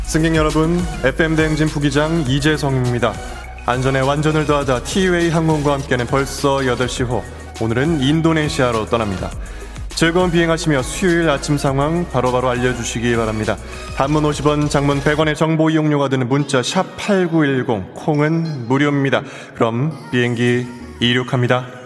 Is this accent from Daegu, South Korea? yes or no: no; Bucheon, Gyeonggi Province, South Korea; 부천 출신이기 때문에